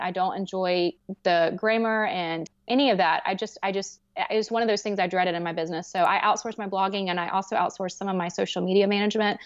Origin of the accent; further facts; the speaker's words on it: the South, United States; I'm from the South